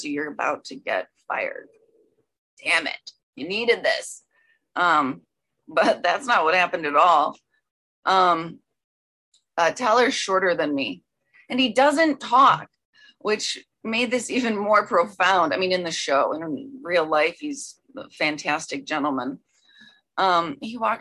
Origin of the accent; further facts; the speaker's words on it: Chicago, Illinois, United States; moved away as an adult; I landed a job right across the street from where I was raised in Chicago